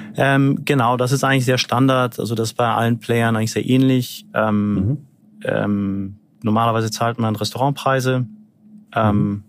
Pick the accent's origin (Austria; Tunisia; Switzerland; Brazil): Brazil; now in Berlin, Germany; Ich selber, ich bin in, in Brasilien groß geworden